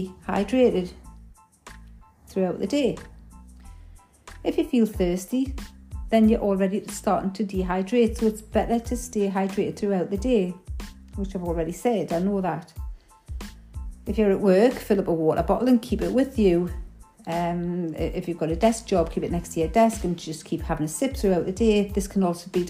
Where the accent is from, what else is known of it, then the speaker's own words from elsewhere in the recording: Newcastle upon Tyne, North East England, United Kingdom; accent: Geordie; Because of my Geordie accent, some people may find it a little bit difficult to understand the dialect.